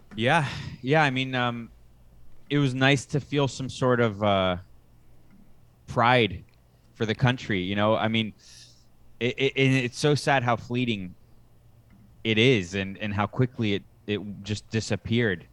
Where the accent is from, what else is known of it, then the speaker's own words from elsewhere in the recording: United States; moved away as an adult; now in Costa Rica; I'm an American right now in Costa Rica